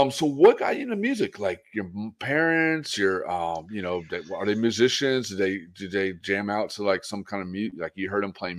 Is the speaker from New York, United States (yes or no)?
no; Pensacola, Florida, United States; moved away as an adult; now in San Diego, United States; I'm originally from Florida. So I'm originally from Pensacola, Florida. Then after high school, '95, '96, I took off and moved to San Diego. But all my family's from Pittsburgh area